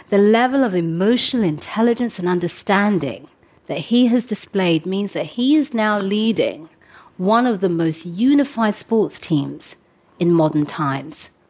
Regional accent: London, United Kingdom; I grew up in London as the daughter of African immigrants, so I know what it feels like to disrupt the world the way it is and to break through.

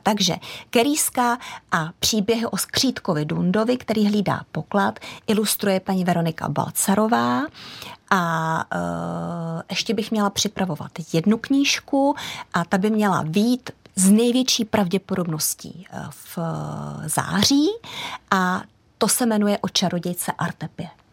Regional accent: Prague, Czechia; also born or lived in Holušice, South Bohemian Region; jsem vyrostla na tom venkově, ač pražský dítě

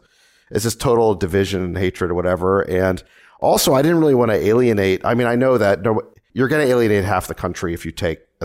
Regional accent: Memphis, Tennessee, United States; also born or lived in South Africa; now in California; my parents were from South Africa, and we immigrated to the United States. When I was five, we moved to Memphis, Tennessee, and then I came out to California for

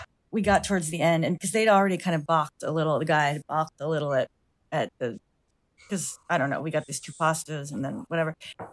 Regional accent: United States; I'm American.

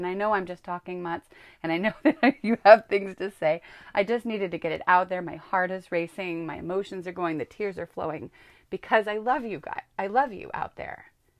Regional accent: California, United States; I grew up in Northern California with two spiritual parents

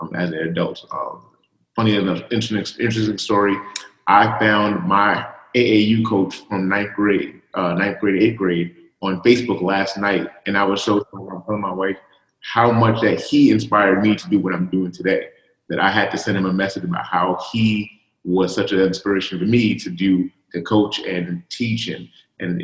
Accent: New York City, New York, United States; I grew up on Coney Island

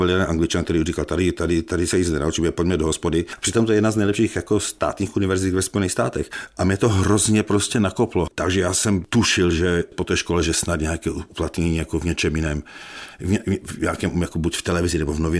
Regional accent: Ostrava, Moravian-Silesian Region, Czechia; já prostě jsem z Ostravy, já jsem byl průměrný žák, já jsem měl na gymnáziu trojky.

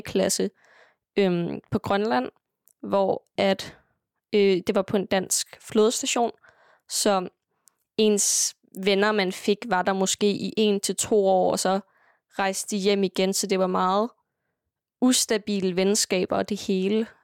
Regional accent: Sønderho, Southern Denmark, Denmark; also born or lived in Greenland; hernede i Sønderho, det, altså, vores kultur er meget præget af musik

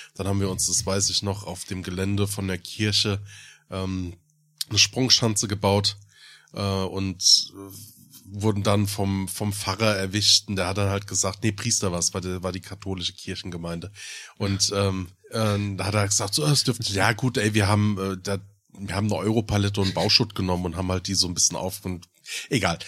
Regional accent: Germany; ich bin im Odenwald groß geworden

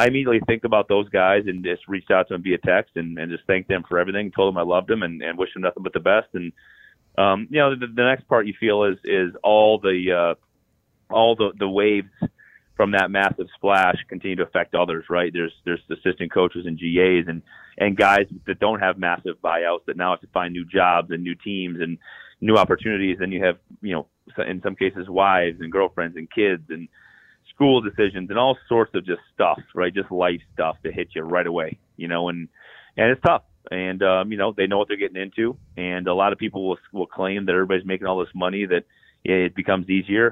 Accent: South Dakota, United States; now in Minnesota, United States; I grew up in South Dakota

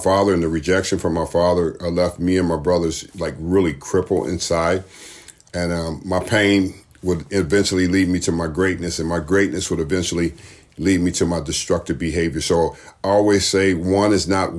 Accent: Los Angeles, California, United States; I was brought up in Watts, California

